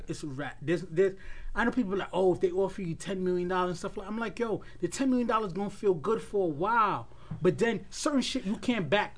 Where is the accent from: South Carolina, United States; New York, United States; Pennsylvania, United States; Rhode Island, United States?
New York, United States; New York City; we're from Queens